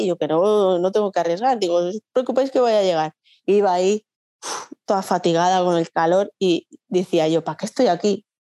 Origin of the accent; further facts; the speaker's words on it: Logroño, La Rioja, Spain; yo soy de Logroño